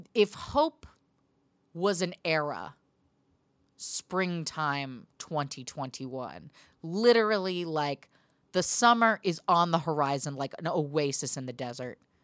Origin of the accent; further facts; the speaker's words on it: Portland, Oregon, United States; now in Glendale, United States; my hometown